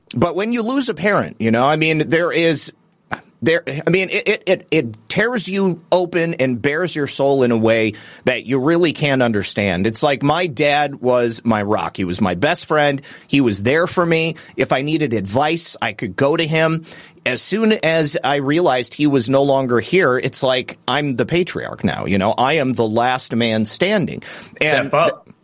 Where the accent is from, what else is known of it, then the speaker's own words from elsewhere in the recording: Michigan, United States; I'm actually from Michigan as well